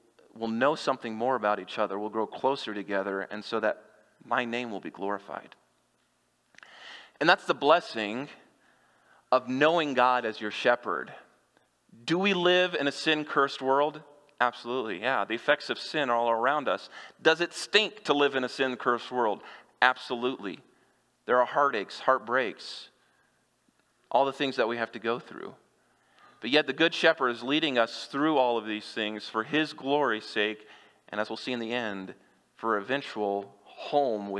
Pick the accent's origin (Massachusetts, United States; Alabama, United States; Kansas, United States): Kansas, United States; moved away; I grew up in Kansas